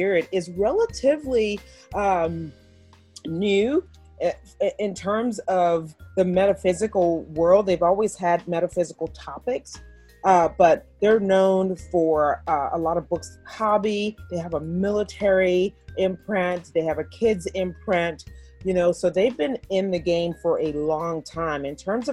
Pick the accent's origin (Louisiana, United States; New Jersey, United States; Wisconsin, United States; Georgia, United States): Louisiana, United States; New Orleans; moved away as an adult; also born or lived in Houston, Texas; now in Pennsylvania, United States; go home to my home state of Louisiana, to New Orleans.